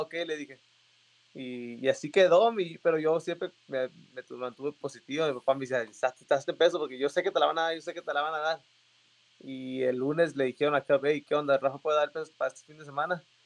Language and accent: Spanish; Mexicali, Baja California, Mexico; soy de Mexicali, Baja California. Empecé mi carrera en Mexicali